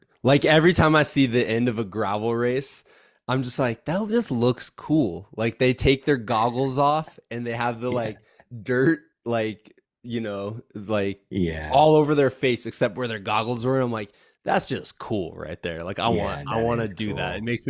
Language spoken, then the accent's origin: English; Iowa, United States; especially as like a Midwesterner at heart, is I'm like, I think that's cool because I think that opens a sport up to everybody. Like there's gravel roads everywhere, man. Like if I was still back in Iowa, guaranteed I would have a gravel bike